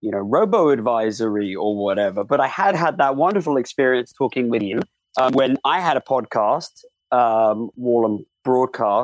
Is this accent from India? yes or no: no; United Kingdom; now in United States; I'm a Brit, but I'm live more time in America